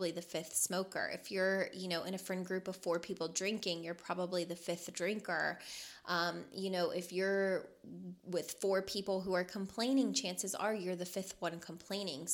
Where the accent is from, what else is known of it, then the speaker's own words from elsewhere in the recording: Louisville, Kentucky, United States; moved away as an adult; now in Las Vegas, United States; I was born and raised in Louisville, Kentucky